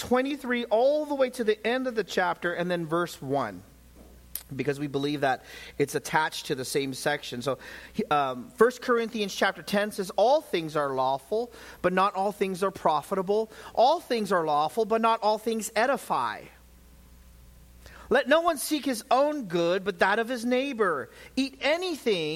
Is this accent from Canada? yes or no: no; United States; as an American